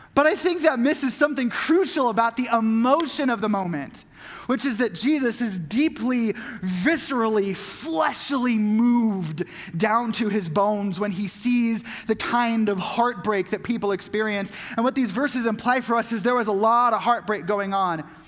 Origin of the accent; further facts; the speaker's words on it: Southern California, United States; having grown up in Southern California